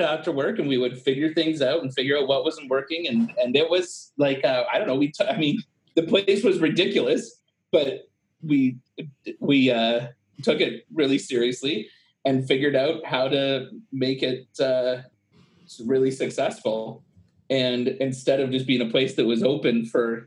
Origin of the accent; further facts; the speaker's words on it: Brantford, Ontario, Canada; I was born and raised in Brantford, so I knew how to be around some grit